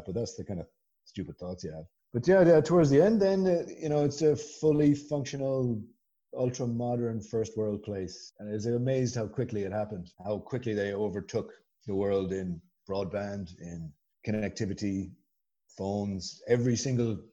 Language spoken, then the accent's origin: English; Galway, Connacht, Ireland; moved away as an adult; also born or lived in Guangzhou; I'm from Galway. It's the little you'd probably, you know, call it a town